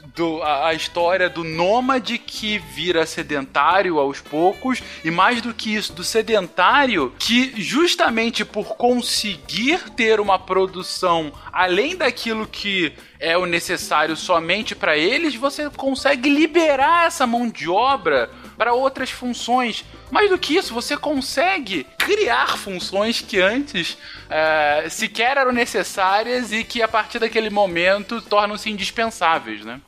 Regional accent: Rio de Janeiro, Brazil; No, no estado do Rio de Janeiro, onde eu cresci minha vida toda

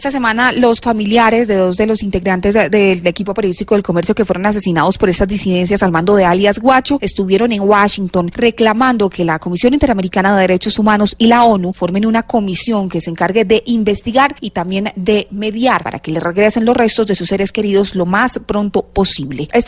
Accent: Ecuador

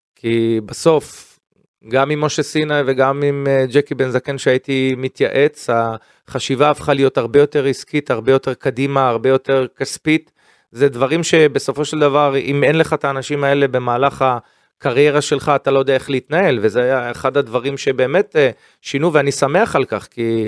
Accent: Israel; קודם כל אני ישראלי, קודם כל אני יהודי

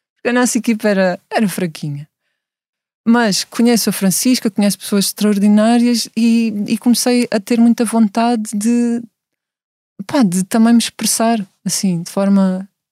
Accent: Setúbal, Portugal; accent: Setúbal accent; tenho uma voz muito setubalense

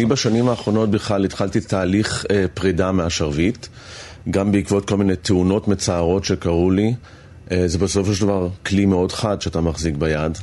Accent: Holon, Tel Aviv District, Israel; בחדר שלי, בבית של ההורים בחולון

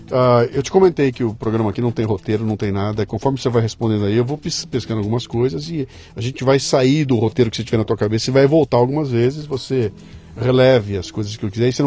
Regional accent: São Paulo, Brazil; Eu nasci em São Paulo.

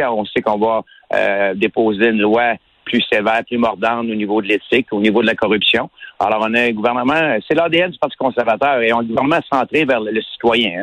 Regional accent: Quebec, Canada; je suis un Québécois

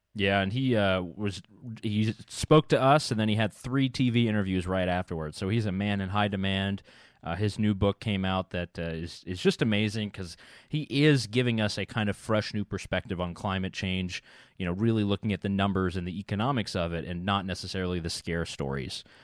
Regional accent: United States; moved away as an adult; now in Vienna, Austria; I have a right to enter as an American citizen.

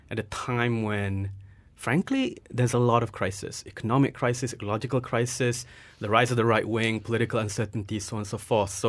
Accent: Nottingham, East Midlands, United Kingdom; both of you are from Nottingham. I'm from Nottingham as well.

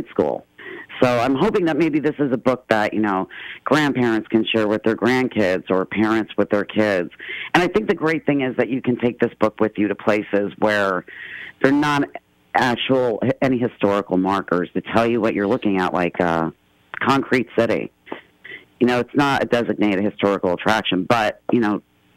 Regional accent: northeastern Pennsylvania, United States

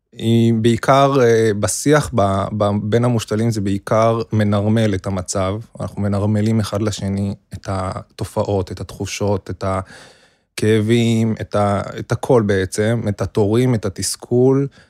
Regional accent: Jerusalem, Jerusalem District, Israel; now in Tel Aviv, Israel; גדלתי בירושלים, בקהילה החרדית

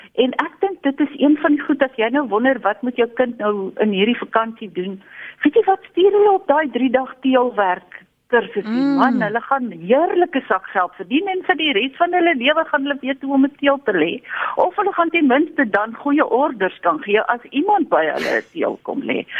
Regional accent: South Africa; ons Suid-Afrikaners

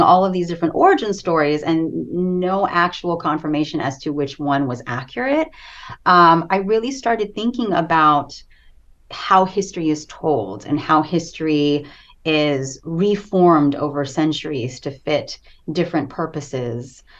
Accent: United States; also born or lived in Philippines; I immigrated to the States at the age of four.

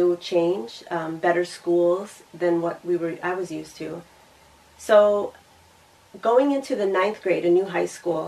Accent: Michigan, United States; I grew up in Michigan

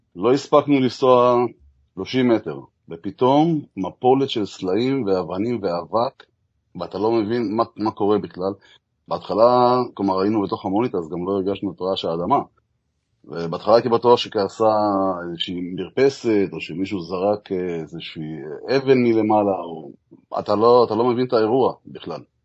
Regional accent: Israel; אנחנו ישראלים כמובן

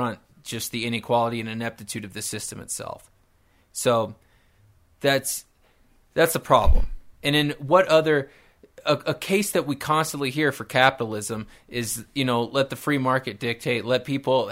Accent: Nebraska, United States; I come from Nebraska

